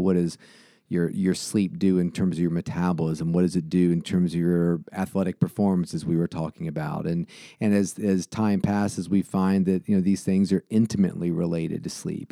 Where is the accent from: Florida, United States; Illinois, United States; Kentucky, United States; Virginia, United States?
Virginia, United States; Salem; also born or lived in Roanoke, Virginia; born at Roanoke Memorial, but I grew up in Salem